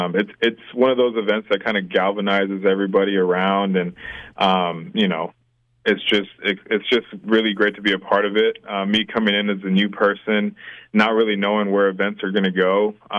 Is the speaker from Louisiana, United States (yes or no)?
no; San Antonio, Texas, United States; now in Waco, United States; I was born and raised in San Antonio